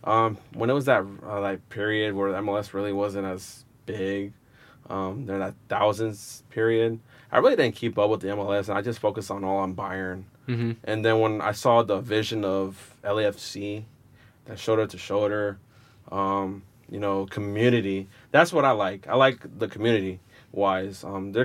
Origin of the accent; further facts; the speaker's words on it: Rhode Island, United States; born there; well, I was born in Rhode Island, and you know, at that time, well, my parents tells me, you know, they migrated to the United States due to the war.